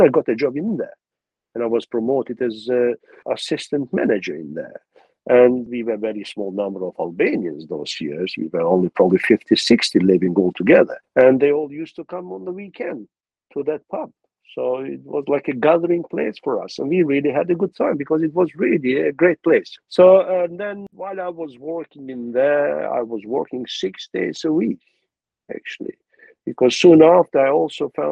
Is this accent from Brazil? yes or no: no; Pristina, Kosovo; English is a second language; moved away as an adult; also born or lived in Peja, Kosovo / London, United Kingdom; now in Tokyo, Japan; I was more from Pristina because I grew up in Pristina